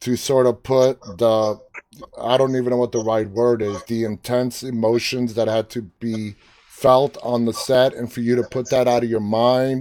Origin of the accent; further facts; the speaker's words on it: New York City, New York, United States; I'm from New York City.